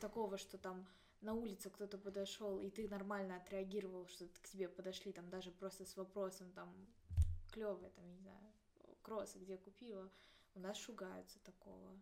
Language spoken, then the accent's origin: Russian; Saint Petersburg, Russia; я коренная петербурженка, всю жизнь прожила здесь